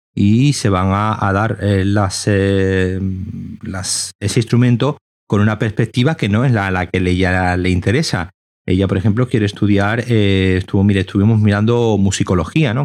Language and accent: Spanish; Seville, Andalusia, Spain; moved away as an adult; now in Málaga, Spain; Yo soy de Sevilla, pero me fui a Málaga.